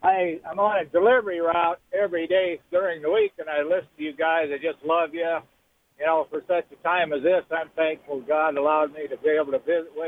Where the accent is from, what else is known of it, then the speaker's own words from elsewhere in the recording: Norfolk, Nebraska, United States; my hometown, Norfolk, Nebraska.